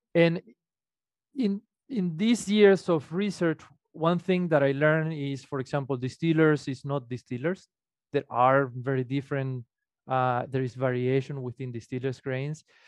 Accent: Venezuela; moved away as an adult; also born or lived in Illinois; now in Minnesota, United States; I am originally from Venezuela. I study, uh, what would be the equivalent of veterinary medicine in Venezuela.

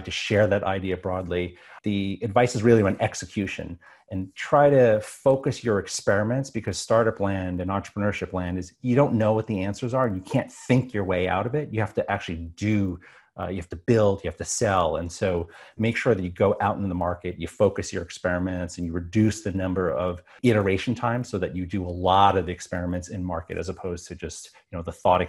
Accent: New York, United States; So when I was growing up on Long Island, I was always a math and science geek

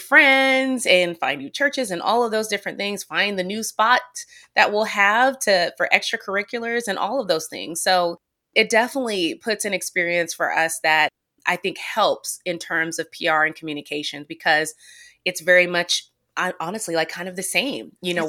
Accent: Nashville, Tennessee, United States; also born or lived in Oklahoma; No, I'm not. I'm actually originally from Nashville, Tennessee.

